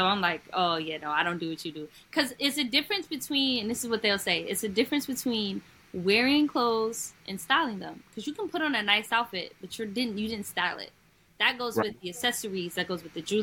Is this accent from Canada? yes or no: no; New York, United States; I'm from New York